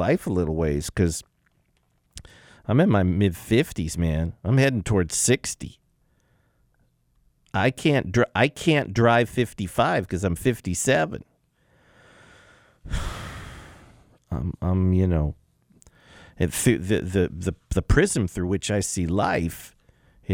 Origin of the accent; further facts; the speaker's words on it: Los Angeles, California, United States; I grew up in the San Fernando Valley, Grant High School, Valley College